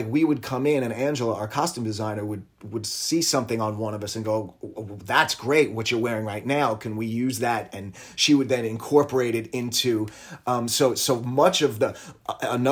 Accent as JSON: {"language": "English", "town": "New York City", "region": "New York", "country": "United States", "tie": "born or raised there", "also_born_or_lived": "Long Island", "said": "I grew up in New York City and Long Island"}